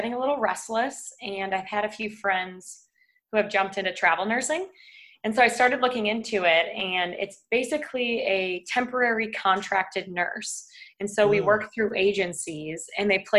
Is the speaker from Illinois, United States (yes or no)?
yes; Chicago, Illinois, United States; moved away as an adult; also born or lived in West Palm Beach, Florida / San Francisco; now in Austin, United States; I grew up in West Palm Beach, Florida. And then when I was about 8, I moved to Chicago. And I've pretty much been there ever since